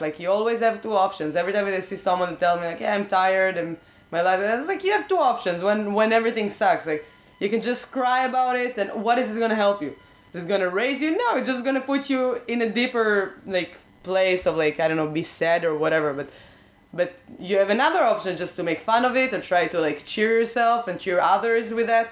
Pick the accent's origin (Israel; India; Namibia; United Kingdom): Israel; English is a second language; moved away; I grew up in Israel